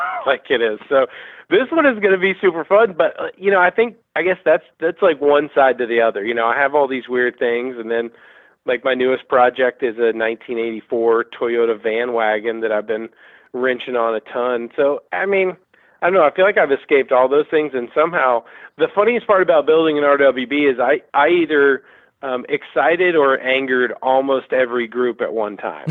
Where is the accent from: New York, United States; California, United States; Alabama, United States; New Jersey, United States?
Alabama, United States; Birmingham; moved away; also born or lived in Peachtree City, Georgia; I grew up in Birmingham.